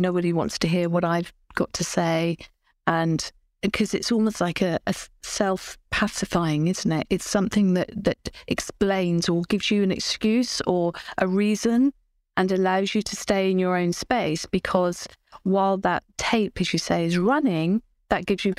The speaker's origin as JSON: {"language": "English", "country": "United Kingdom", "said": "But I'm British, and my upbringing probably had a big influence on that."}